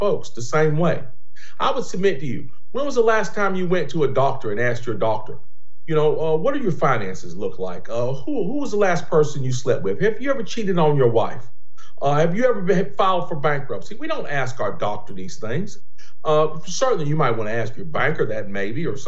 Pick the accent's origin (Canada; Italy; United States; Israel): United States; Greensboro, North Carolina; born and raised in Greensboro, North Carolina